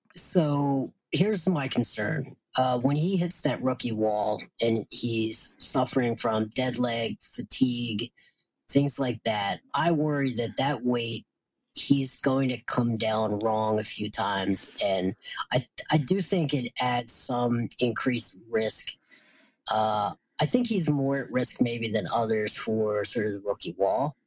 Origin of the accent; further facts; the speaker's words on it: Wilmington, Delaware, United States; my hometown of Wilmington, Delaware.